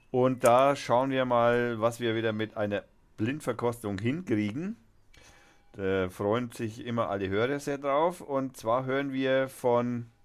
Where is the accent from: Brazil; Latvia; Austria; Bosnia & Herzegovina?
Austria; und ich bin Österreicher und warte auf die nächste Seite.